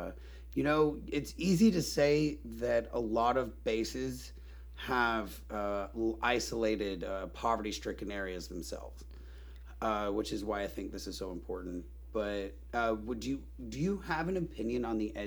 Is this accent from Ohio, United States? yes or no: no; North Carolina, United States; I grew up in North Carolina.